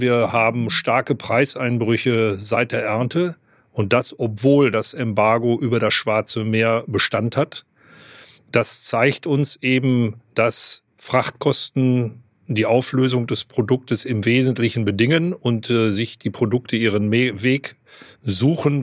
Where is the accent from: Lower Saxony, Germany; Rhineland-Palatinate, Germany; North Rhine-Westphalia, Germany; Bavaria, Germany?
North Rhine-Westphalia, Germany; ich komme aus Westfalen